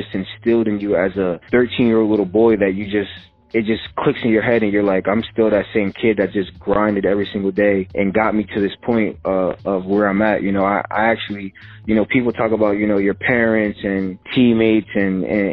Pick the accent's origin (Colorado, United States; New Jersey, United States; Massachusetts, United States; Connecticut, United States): New Jersey, United States; Edison; I was a kid from Edison.